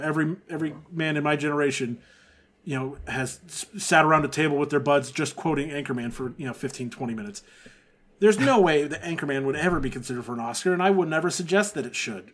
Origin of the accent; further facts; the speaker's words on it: Texas, United States; growing up in Texas